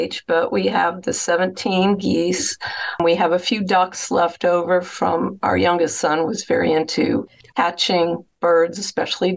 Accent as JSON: {"language": "English", "region": "Vermont", "country": "United States", "tie": "born or raised there", "also_born_or_lived": "Boston, Massachusetts / Cape Cod, Massachusetts", "moved": "yes", "lives_now": "Ohio, United States", "said": "And then I grew up in Vermont."}